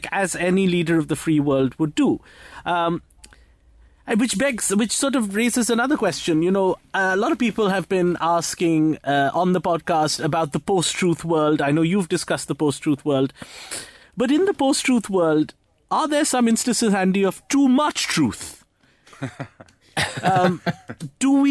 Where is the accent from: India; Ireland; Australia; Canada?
India; also born or lived in Mumbai, India; I'm Indian